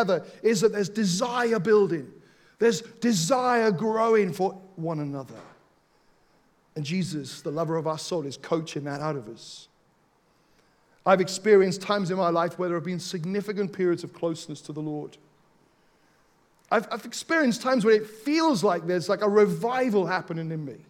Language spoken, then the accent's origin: English; Wales, United Kingdom; Growing up in Wales